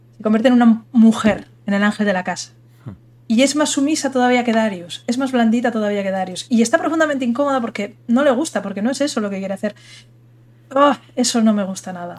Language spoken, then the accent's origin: Spanish; Spain; soy española